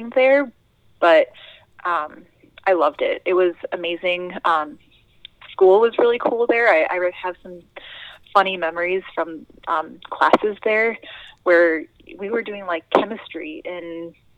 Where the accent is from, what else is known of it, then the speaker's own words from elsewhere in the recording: Minnesota, United States; also born or lived in New Haven, Connecticut / Israel; I really feel very Midwestern, because I've lived here longer than I've ever lived anywhere else